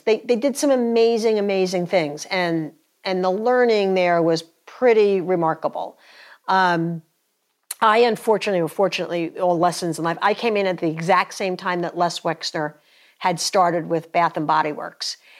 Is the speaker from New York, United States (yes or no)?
yes; New York, United States; moved away as an adult; now in North Carolina, United States; I grew up in, in New York. Uh, we got down to North Carolina about twenty years ago